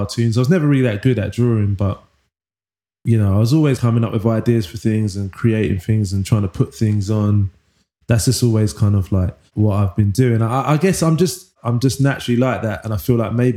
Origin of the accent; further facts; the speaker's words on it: London, United Kingdom; also born or lived in Manchester; I was born in Wych Cross Hospital, Leytonstone, East London, and grew up in East London